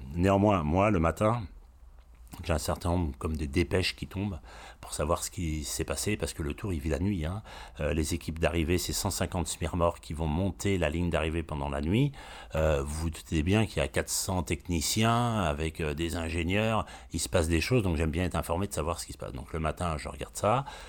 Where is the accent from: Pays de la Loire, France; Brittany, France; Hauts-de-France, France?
Brittany, France; je suis breton